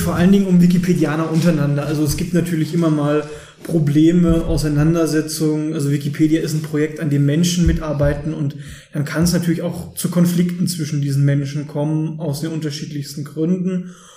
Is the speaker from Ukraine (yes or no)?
no; Löbau, Saxony, Germany; moved away as an adult; now in Dresden, Germany; komme gebürtig aus Löbau in der Oberlausitz